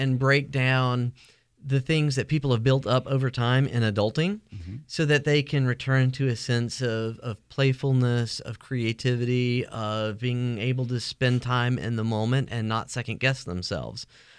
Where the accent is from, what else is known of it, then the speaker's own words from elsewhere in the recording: Phenix City, Alabama, United States; moved away; also born or lived in New Jersey / Gastonia, North Carolina; I grew up in Alabama.